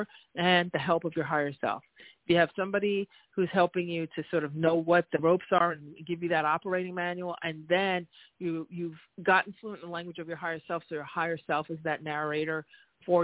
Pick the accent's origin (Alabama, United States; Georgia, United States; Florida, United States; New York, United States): New York, United States; I always do a little New York, speediness and, being a New Yorker